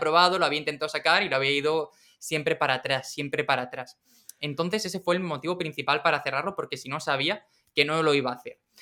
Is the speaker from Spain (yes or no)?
yes; Region of Murcia, Spain; moved away; also born or lived in Madrid; Yo vivía en Madrid y yo, yo soy de Murcia